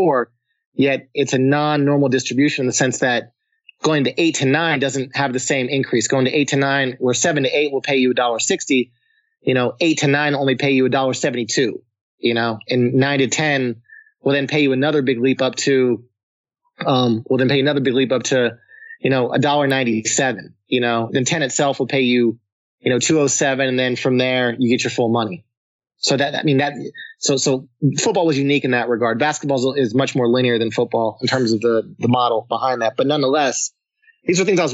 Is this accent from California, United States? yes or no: yes; Pinole, California, United States; I grew up in the Bay Area, East Bay Area, San Francisco, a small city called Pinal, California. I'm a California native